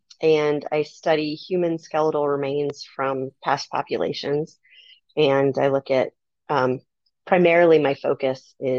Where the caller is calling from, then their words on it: Phoenix, Arizona, United States; Phoenix, Arizona.